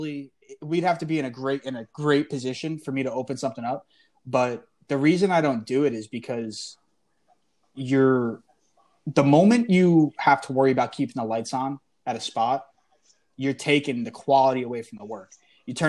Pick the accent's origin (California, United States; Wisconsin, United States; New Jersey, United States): New Jersey, United States; my pops, we grew up in Jersey, but my pops just moved to PA.